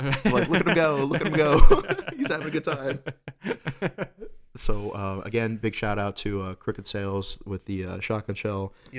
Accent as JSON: {"language": "English", "region": "Texas", "country": "United States", "tie": "born there", "said": "I was born here in Texas, you know?"}